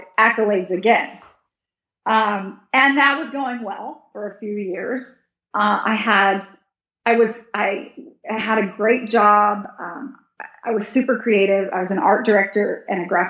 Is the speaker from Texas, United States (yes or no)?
yes; Texas, United States; born or raised there; moved away